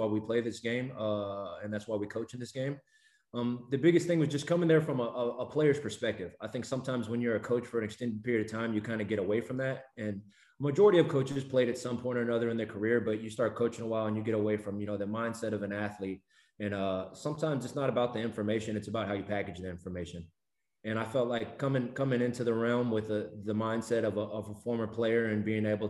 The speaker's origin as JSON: {"language": "English", "region": "Texas", "country": "United States", "said": "I'm from Texas"}